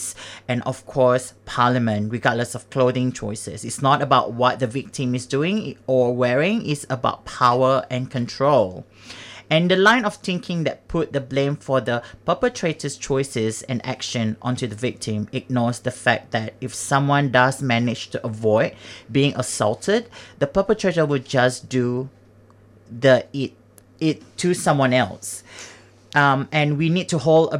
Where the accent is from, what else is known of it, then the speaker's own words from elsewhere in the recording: Singapore; now in Melbourne, Australia; I grew up in Singapore.